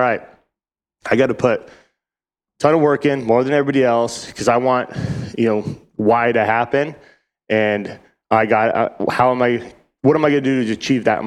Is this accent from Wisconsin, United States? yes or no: no; Reno, Nevada, United States; also born or lived in Northern Idaho; now in Arizona, United States; I was born in Northern Idaho and my grandpa and dad and all them were kind of ranching up there. And we all moved to Reno, Nevada when I was real young